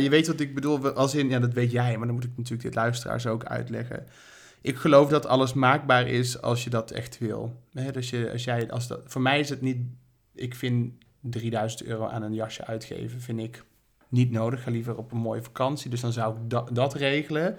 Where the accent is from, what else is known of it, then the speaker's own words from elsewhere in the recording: Berlicum, North Brabant, Netherlands; now in Amsterdam, Netherlands; ik kom uit Berlicum.